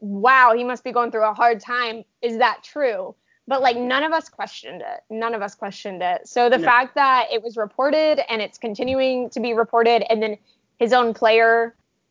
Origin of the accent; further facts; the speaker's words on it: Midwest, United States; I grew up in the Midwest America